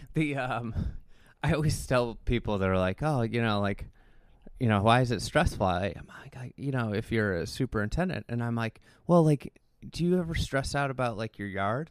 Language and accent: English; Chicago, Illinois, United States; We're from Chicago